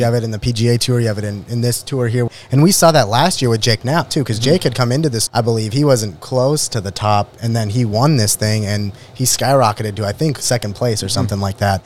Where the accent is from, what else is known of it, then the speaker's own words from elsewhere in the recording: Winnipeg, Manitoba, Canada; now in Minnesota, United States; The motherland, yeah. That's my home